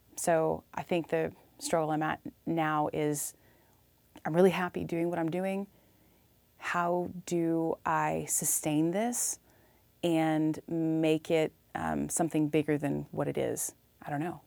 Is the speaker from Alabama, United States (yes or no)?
no; Illinois, United States; moved away as an adult; also born or lived in Iowa; now in Austin, Texas, United States; I'm from Illinois, small town Illinois